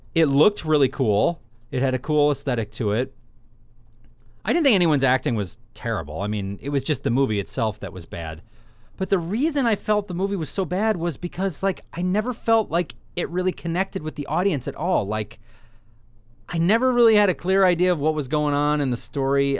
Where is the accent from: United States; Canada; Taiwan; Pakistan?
United States; New York; growing up in New York